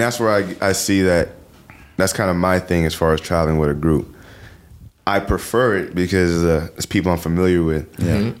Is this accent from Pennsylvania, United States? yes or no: no; New York, United States; I'm from New York